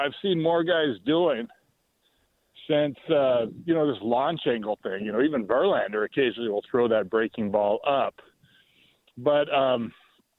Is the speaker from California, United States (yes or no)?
yes; Bay Area, California, United States; moved away as an adult; now in Los Alamos, United States; I grew up in the Bay Area. I had to move down here for work